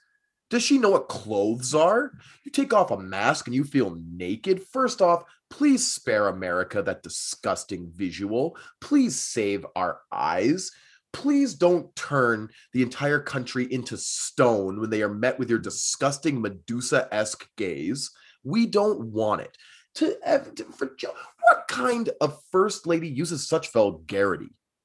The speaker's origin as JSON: {"language": "English", "country": "United States", "said": "if Canadians are good at hockey, it means I must be 10,000 times better because I'm an American."}